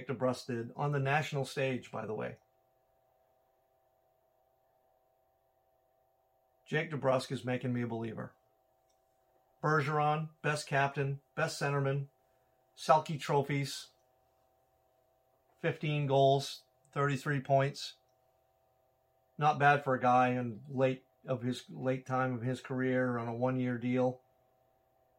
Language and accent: English; Maine, United States; I'm from Maine